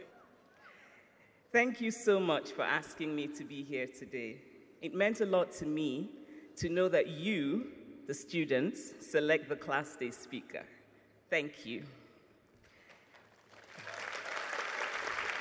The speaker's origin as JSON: {"language": "English", "country": "Nigeria", "tie": "born or raised there", "said": "I grew up in Nigeria through military dictatorships and through incipient democracies"}